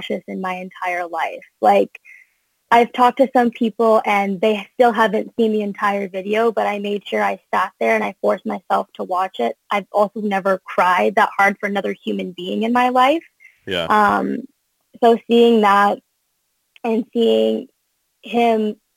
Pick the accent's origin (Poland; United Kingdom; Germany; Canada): Canada; also born or lived in United States; I'm a dual citizen. Also, if people didn't know that, I'm Canadian and American.